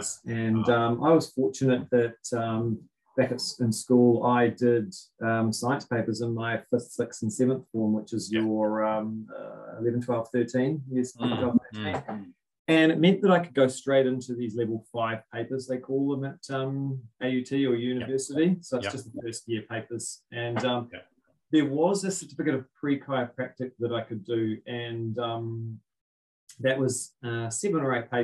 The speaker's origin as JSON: {"language": "English", "region": "Auckland", "country": "New Zealand", "said": "I'm from West Auckland originally, Titirangi"}